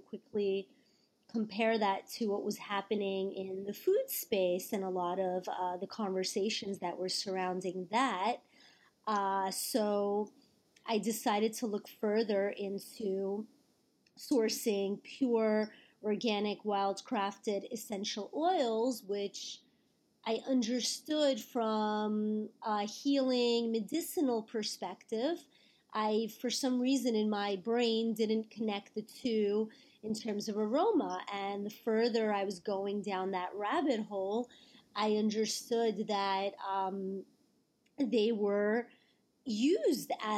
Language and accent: English; New York City, New York, United States; I am born and raised in New York City